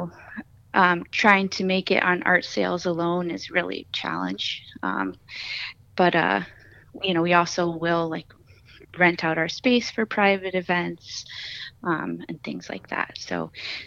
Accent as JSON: {"language": "English", "town": "New Haven", "region": "Connecticut", "country": "United States", "said": "I'm originally from New Haven"}